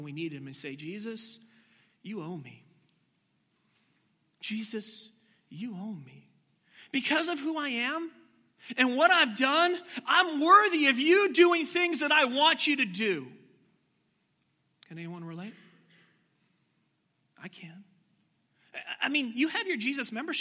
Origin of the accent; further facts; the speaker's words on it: Washington, United States; I grew up in Washington